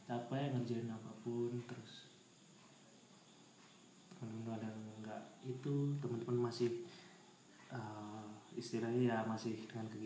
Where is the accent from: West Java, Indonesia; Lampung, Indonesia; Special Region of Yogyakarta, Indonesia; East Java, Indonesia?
East Java, Indonesia; Tulungagung; pernah kemana ya di daerahku sih di Tulungagung